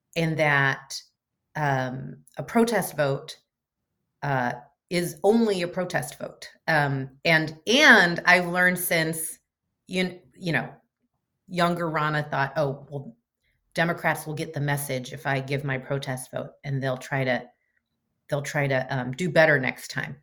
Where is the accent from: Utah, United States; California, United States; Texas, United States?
California, United States; Chico; moved away as an adult; also born or lived in Portland, Oregon; I grew up in Northern California